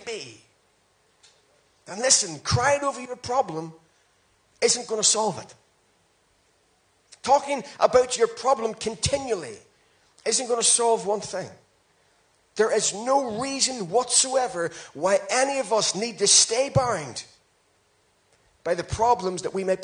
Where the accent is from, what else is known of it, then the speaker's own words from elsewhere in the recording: Ireland; I'm Irish